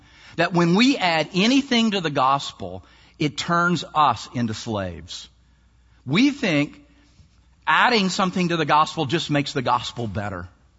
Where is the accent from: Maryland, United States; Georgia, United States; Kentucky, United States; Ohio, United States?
Maryland, United States; And you think, I'm from Maryland. I'm below the Mason-Dixon line.